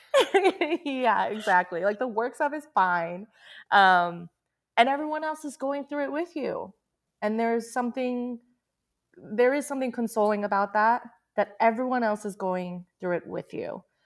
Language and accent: English; United States; I grew up in America and I learned English